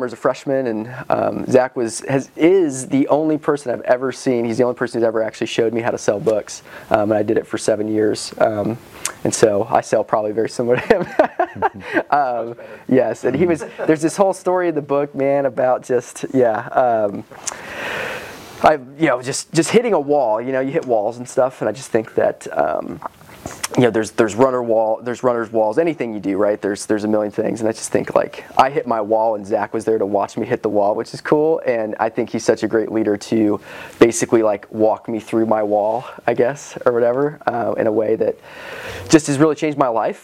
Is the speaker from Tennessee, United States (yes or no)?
yes; Johnson City, Tennessee, United States; also born or lived in Scotland / Iowa / Wisconsin; I grew up in Johnson City. I was born in Scotland.